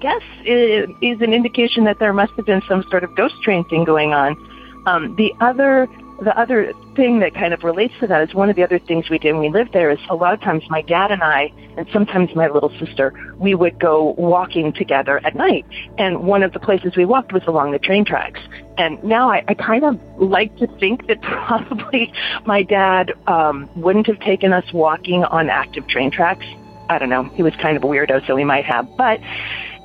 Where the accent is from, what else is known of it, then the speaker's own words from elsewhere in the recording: Los Angeles, California, United States; I grew up in Los Angeles in this sort of little unincorporated area kind of tucked in near Playa del Rey